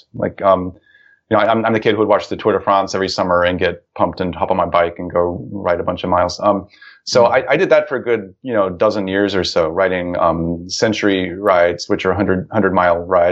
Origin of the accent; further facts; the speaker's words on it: Ohio, United States; the town where I grew up in Ohio